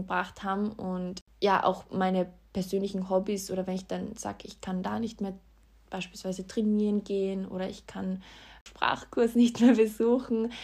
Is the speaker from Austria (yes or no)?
yes; Austria; bei uns in Österreich